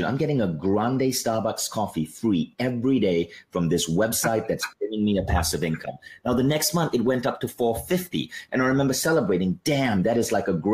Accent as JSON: {"language": "English", "country": "Malaysia", "also_born_or_lived": "New York", "said": "I'm Malaysian"}